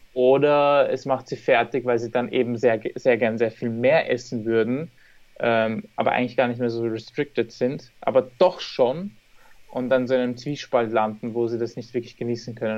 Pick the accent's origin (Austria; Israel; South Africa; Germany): Austria; Vienna; Wien, also meine Heimatstadt, wo ich wohne